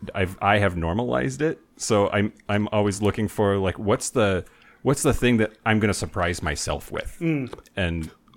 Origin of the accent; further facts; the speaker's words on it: Eastern Washington, United States; I grew up in Eastern Washington.